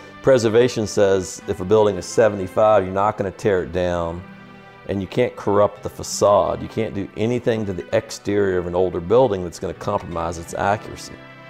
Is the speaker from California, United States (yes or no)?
no; Richmond, Virginia, United States; accent: Tidewater; moved away as an adult; now in Charleston, United States; my accent, coming from Richmond, I've got a form of what is called the Tidewater accent.